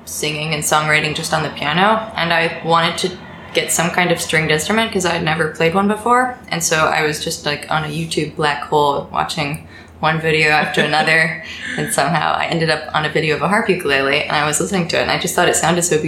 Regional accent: the DC suburbs, Virginia, United States; moved away as an adult; now in New York City, United States; I live in New York City. I'm originally from Virginia, the DC suburbs, but I've been here about 6-7 years now

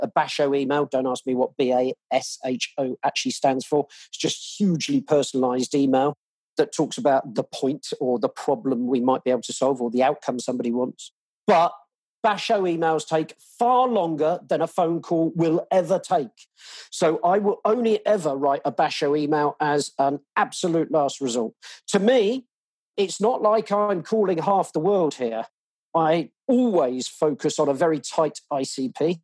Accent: England, United Kingdom; now in Australia; I'm obviously English.

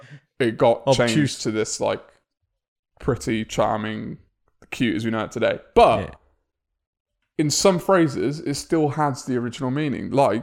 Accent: England, United Kingdom; as we English quite often say

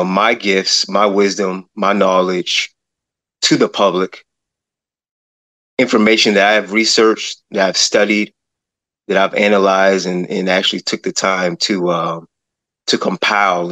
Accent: Akron, Ohio, United States; also born or lived in Cleveland suburb, Ohio; I'm originally from Akron, Ohio, and I currently live in a suburb of Cleveland, Ohio

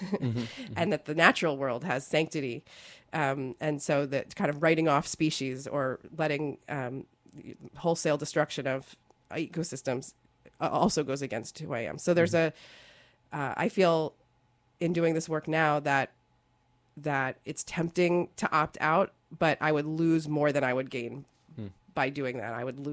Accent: Baltimore, Maryland, United States; No, I grew up in Jewish communities in Baltimore, and I remember thinking, you know, this is pretty radical stuff.

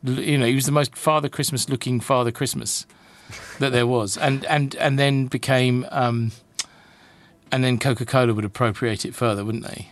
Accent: United Kingdom; I'm I'm British

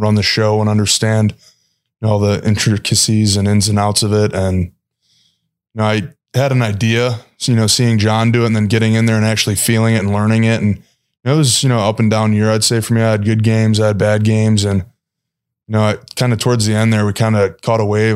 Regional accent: Chicago, Illinois, United States; moved away; I'm obviously from Chicago

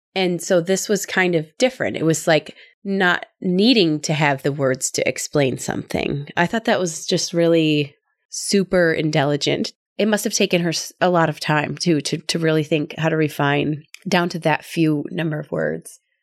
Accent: Midwest, United States; I'm from the Midwest. I'm sure people can tell from my accent

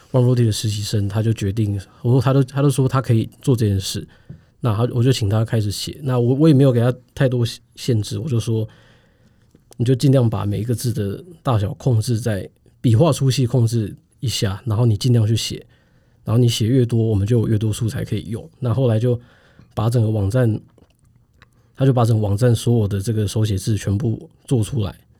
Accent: Taiwan; 我们作为台湾人

